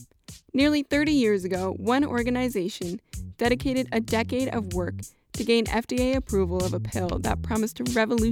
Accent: Connecticut, United States; growing up in Connecticut

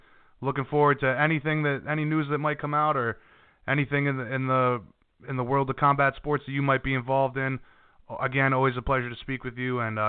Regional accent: Hawaii, United States; as a Hawaiian, I know that everybody, you know, from the Hawaiian nation, they all appreciate a guy rising to the top like that.

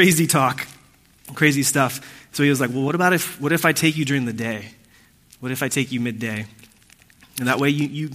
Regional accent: Laguna Niguel, California, United States; also born or lived in Puerto Rico; I was born in Puerto Rico. I moved to Orange County when I was 8 or 9 years old, and I lived in this place called Laguna Niguel in South Orange County

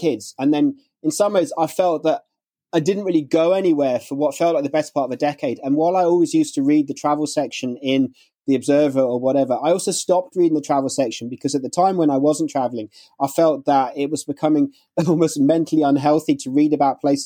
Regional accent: London, United Kingdom; moved away as an adult; also born or lived in Spain / Dublin; I grew up in London and I grew up in West London.

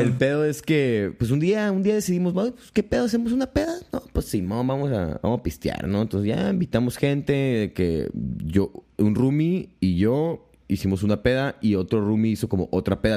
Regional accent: Tijuana, Baja California, Mexico; also born or lived in Guamúchil, Sinaloa / Mexico City; soy de aquí de Tijuana. Este, me fui a la Ciudad de México hace como cinco años

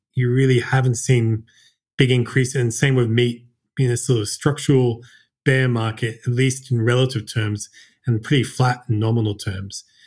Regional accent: Australia; moved away as an adult; also born or lived in Japan; I was born and raised in Australia

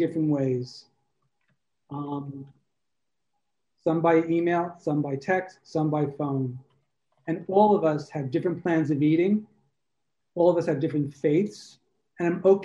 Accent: New York, United States; moved away as an adult; also born or lived in Brooklyn, New York / Tribeca, New York; now in Provincetown, United States; Originally, I'm from New York. You might hear it in my voice

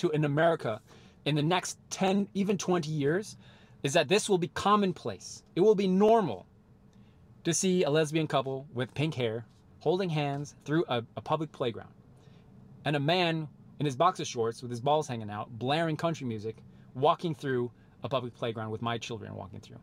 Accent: United States; I'm American through and through, born, raised, and bred here in the United States

